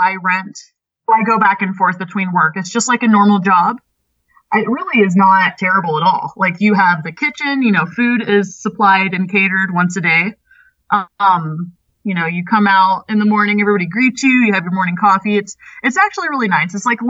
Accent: Houston, Texas, United States; moved away as an adult; I was 19. You know, I came from Houston, Texas. So it was just a huge culture shock.

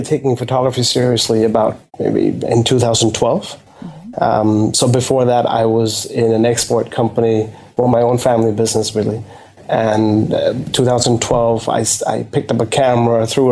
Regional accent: Bangkok, Thailand; I live in Bangkok, yes. Okay. I was born and bred in Bangkok.

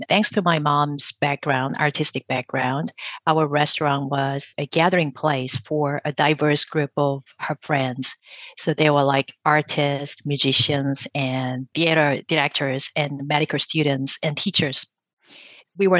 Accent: South Korea; moved away; I grew up in South Korea with my mom

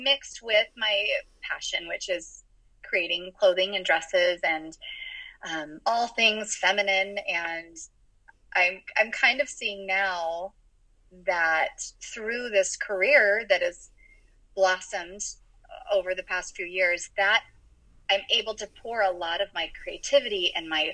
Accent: California, United States; I was born and raised in California

